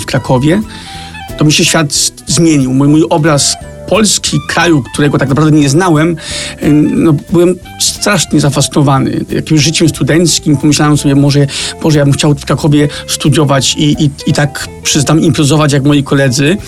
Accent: Copenhagen, Capital Region of Denmark, Denmark; moved away as an adult; now in Poland; rodzice wyemigrowali do kraju, który nie leży aż tak daleko

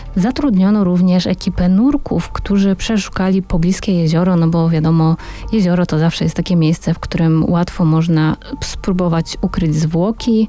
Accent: Warsaw, Masovian Voivodeship, Poland; jestem, jestem z Warszawy

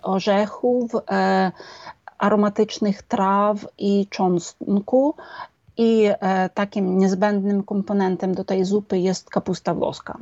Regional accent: Lviv, Lviv Oblast, Ukraine; To jest moje miasto z narodzenia i to jest, e, miasto moich przodków

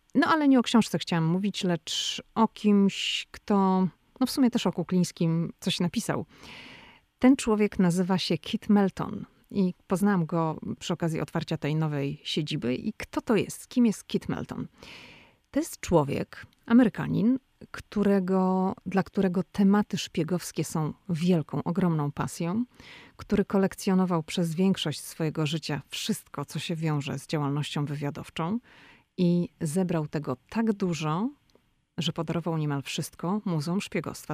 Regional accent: Poland; now in Washington, United States; jestem z Polski

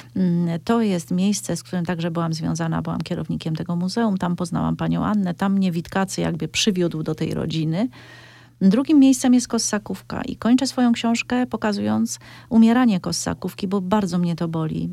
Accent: Cieszyn Silesia, Silesian Voivodeship, Poland; wywodzę się ze Śląska Cieszyńskiego

